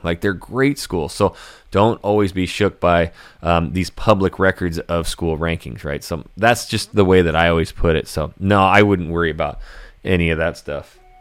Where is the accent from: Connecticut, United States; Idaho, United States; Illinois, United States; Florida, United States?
Idaho, United States; Hayden; also born or lived in Coeur d'Alene, Idaho; born and raised Idaho, and I grew up in Coeur d'Alene, er, in, in North Idaho. I was actually in Hayden, Idaho.